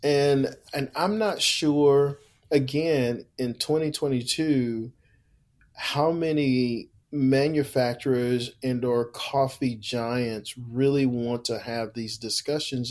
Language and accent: English; Houston, Texas, United States; born and raised in Houston, Texas